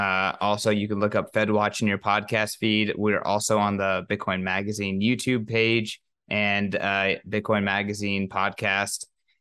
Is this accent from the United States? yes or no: yes; California, United States; now in Nashville, United States; I moved to Nashville from California. So I've been trying to make a lot of Mexican food nice. Just because it's not the same as home.